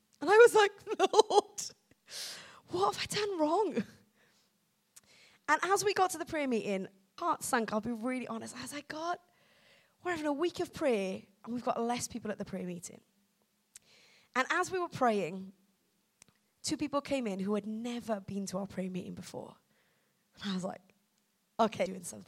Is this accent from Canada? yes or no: no; Wales, United Kingdom; I'm from Wales.